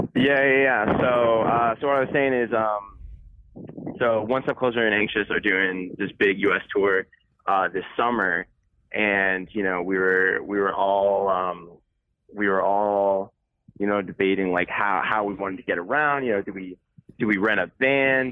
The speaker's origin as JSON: {"language": "English", "region": "Connecticut", "country": "United States", "said": "I'm from Connecticut"}